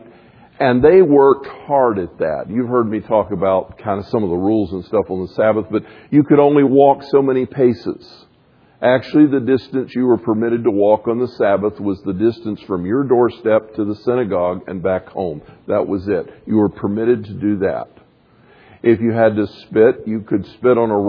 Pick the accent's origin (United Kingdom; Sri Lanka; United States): United States; the South; I grew up a Baptist in the South